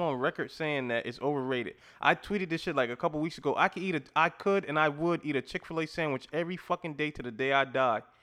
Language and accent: English; Louisiana, United States; I'm from Louisiana